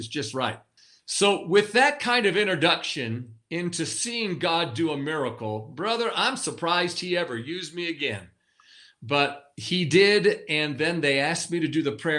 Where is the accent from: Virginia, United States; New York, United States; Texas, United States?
New York, United States; Western; I'm from New York, you know. I was born and raised in New York, Western New York, not the city.